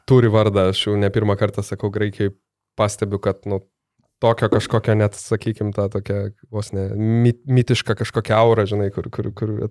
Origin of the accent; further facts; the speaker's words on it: Lithuania; iš Lietuvos